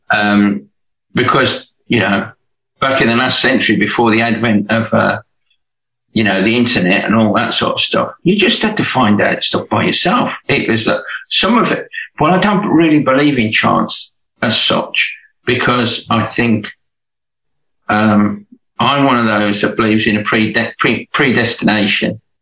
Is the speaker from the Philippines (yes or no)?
no; Birmingham, West Midlands, United Kingdom; now in Hove, United Kingdom; I'm from Birmingham, but not Alabama.